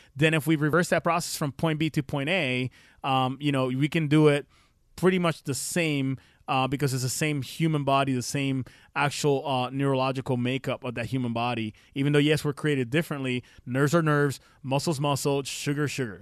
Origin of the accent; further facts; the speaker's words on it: Puerto Rico; I'm from Puerto Rico